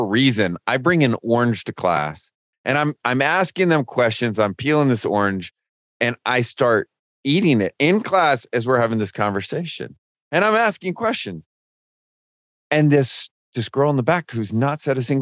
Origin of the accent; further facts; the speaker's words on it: Lodi, California, United States; now in Lookout Mountain, United States; I'm from Lodi, California, near Sacramento